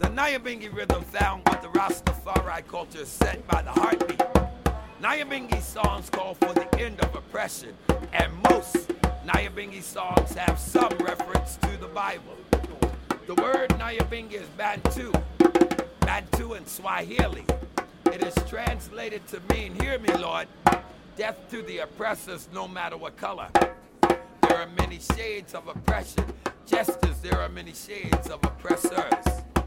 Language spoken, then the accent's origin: English; Baltimore, Maryland, United States; moved away as an adult; now in New York, United States; born and raised in Baltimore